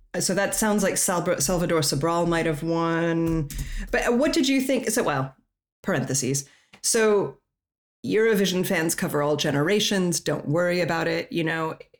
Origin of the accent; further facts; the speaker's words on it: Colorado, United States; moved away; also born or lived in Europe; I'm from Colorado.